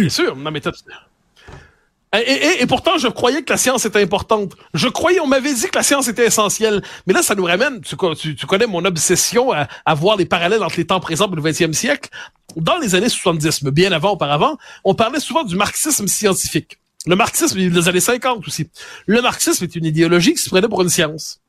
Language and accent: French; Quebec, Canada; on est des Québécois passés date